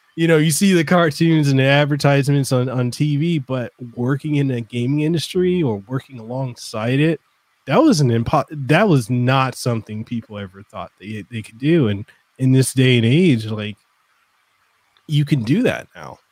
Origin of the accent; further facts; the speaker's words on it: Samoa; English is a second language; now in Hawaii, United States; i'm originally from western samoa so for me english isn't my native language